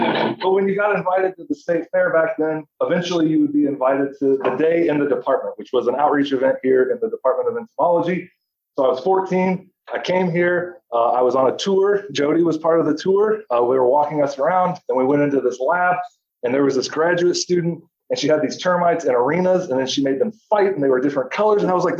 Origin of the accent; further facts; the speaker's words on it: Tipton, Indiana, United States; I am from Tipton, Indiana, so I'm a native of Indiana. I did 4-H in my home county for about 10 years.